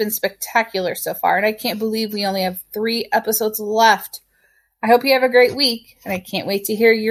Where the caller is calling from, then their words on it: Central Illinois, United States; I'm calling from Central Illinois